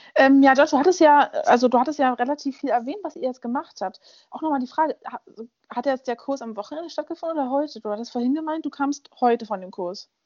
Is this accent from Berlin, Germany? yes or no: yes; Berlin, Germany; moved away; Ich bin in Berlin aufgewachsen, da funktioniert die BVG